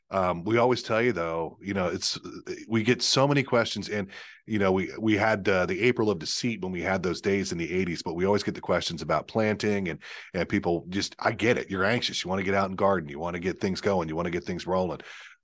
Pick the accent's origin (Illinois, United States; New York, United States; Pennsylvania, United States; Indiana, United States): Pennsylvania, United States; But yeah, I'm Lanko. I grew up in Lancaster County.